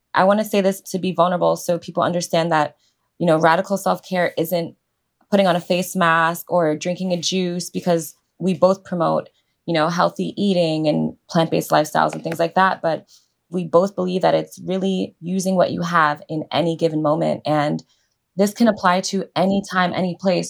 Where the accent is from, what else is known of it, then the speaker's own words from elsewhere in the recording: New York City, New York, United States; growing up in New York